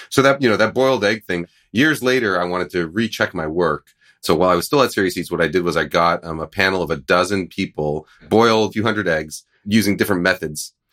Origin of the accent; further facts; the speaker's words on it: East Coast, United States; moved away; I grew up in the East Coast, so I called it Hellmann's